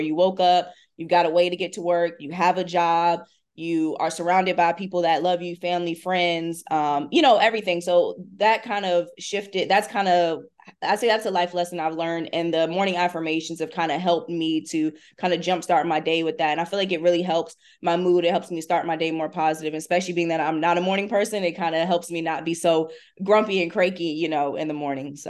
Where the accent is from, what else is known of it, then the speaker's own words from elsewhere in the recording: Hampton, Virginia, United States; I grew up in Hampton, Virginia